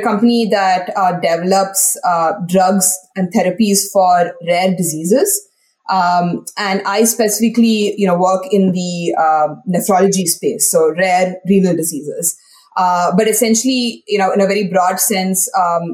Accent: India; moved away as an adult; now in United States; Yes, so I'm originally from India, and I grew up in India, went through school in India, did my college in India as well, and then I finally came to the US for my PhD.

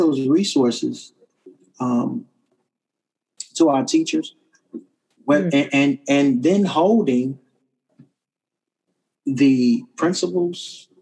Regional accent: Kansas City, Kansas, United States; I'm a graduate of Wyandotte High School. It's the best high school this side of heaven in Kansas City, Kansas

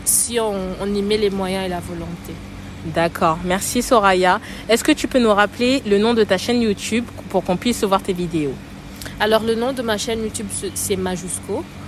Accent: Kinshasa, DR Congo; J'habitais Matongué à l'époque. Matongué, Kinshasa, pas Matongué, Bruxelles

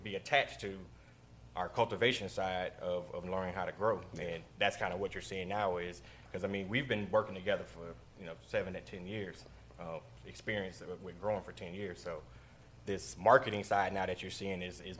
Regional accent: Florida, United States; we're all from Florida

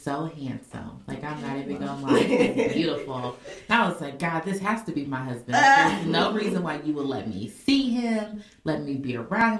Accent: Indianapolis, Indiana, United States; I'm from Indianapolis

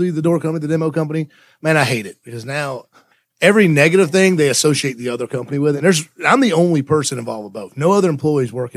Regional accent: Alabama, United States; growing up in Alabama, you know, I grew up in construction

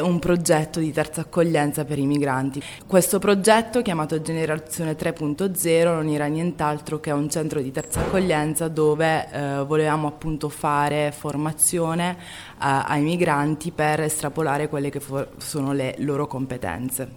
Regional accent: Foggia, Apulia, Italy; Io eh, sono nata a Foggia da una mamma italiana e un padre eh, immigrato dalla Costa d'Avorio e mio padre diciamo che a Foggia eh, aveva un'associazione di migranti

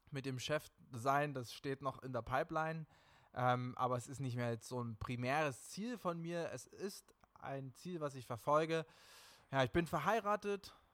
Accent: Erfurt, Thuringia, Germany; born there; also born or lived in Leipzig / Oberlausitz / England / Dresden; now in Berlin, Germany; also ich bin geboren in Erfurt und habe tatsächlich in vielen Städten gewohnt, unter anderem in Leipzig, in Oberlausitz, mal in England, in Dresden, mittlerweile in Berlin.

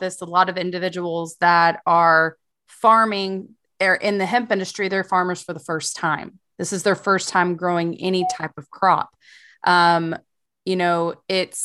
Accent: East Texas, United States; now in Austin, United States; I'm also from East Texas

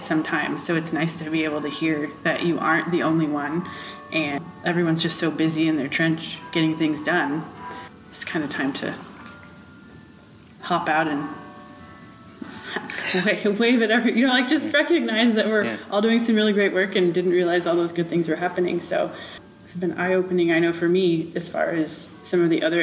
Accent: Rensselaer, Indiana, United States; I was born and raised in Rensselaer

